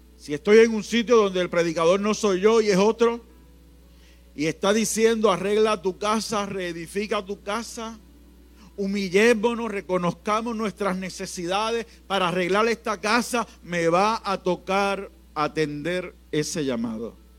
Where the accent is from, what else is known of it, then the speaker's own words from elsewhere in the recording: Puerto Rico; en Puerto Rico somos ricos, más que bendecidos.